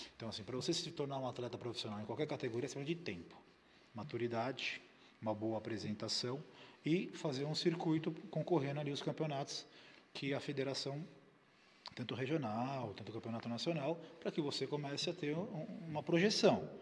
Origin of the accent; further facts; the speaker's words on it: Brazil; nós somos brasileiros